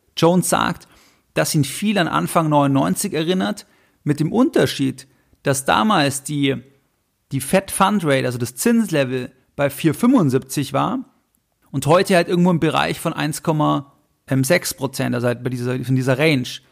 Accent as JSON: {"language": "German", "country": "Germany", "said": "Bei uns in Deutschland"}